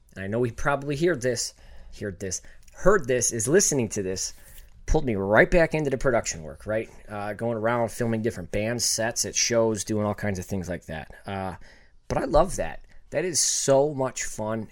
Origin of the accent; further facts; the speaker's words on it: Buffalo, New York, United States; also born or lived in Los Angeles; I'm from Buffalo